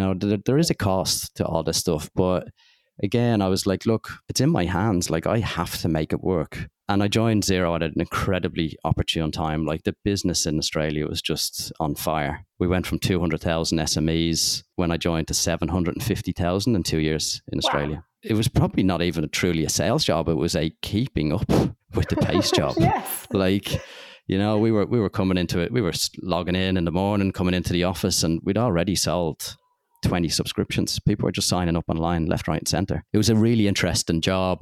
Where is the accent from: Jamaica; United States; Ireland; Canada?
Ireland; Dublin, Leinster; growing up in Dublin, I wanted to be an accountant